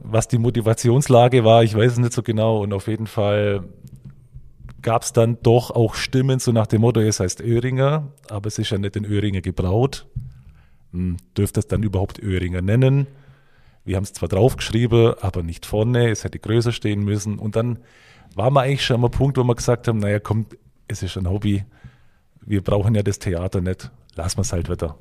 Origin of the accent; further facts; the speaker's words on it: Bavaria, Germany; moved away; Ich bin ja eigentlich gebürtiger Bayer, man hört es vielleicht